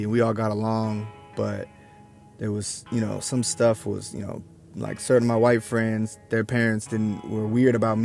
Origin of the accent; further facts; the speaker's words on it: Olympia, Washington, United States; also born or lived in Tacoma, Washington; now in Portland, United States; I grew up in Olympia, the capital city